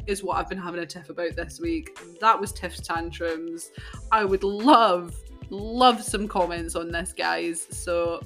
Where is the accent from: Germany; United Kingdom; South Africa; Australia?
United Kingdom; us as British people